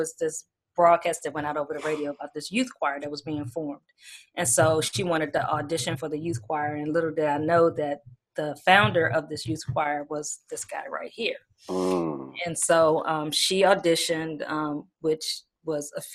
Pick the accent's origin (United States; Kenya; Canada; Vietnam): United States; Washington, District of Columbia; I'm originally born from Washington, D.C. I'm a D.C. native. Mm-hmm. I was born and raised there.